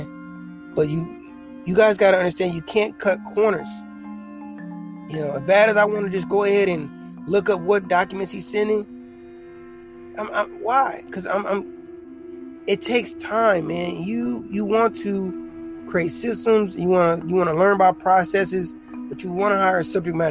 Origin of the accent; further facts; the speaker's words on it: South Bend, Indiana, United States; now in El Paso, United States; I'm from South Bend, Indiana